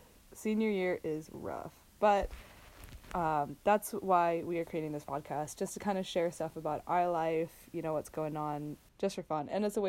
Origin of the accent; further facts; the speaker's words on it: Central Washington, United States; So I am from Central Washington.